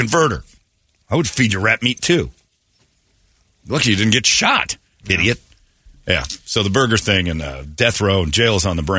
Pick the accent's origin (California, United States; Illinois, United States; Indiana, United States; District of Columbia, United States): Indiana, United States; moved away; that's my home state.